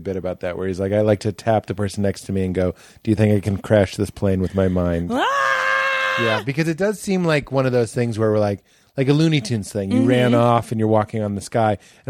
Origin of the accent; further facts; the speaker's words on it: Melrose, Massachusetts, United States; also born or lived in Lexington, Massachusetts; now in Los Angeles, United States; I did that at the house that I grew up in Melrose, and then I did that at the house that I was in Lexington.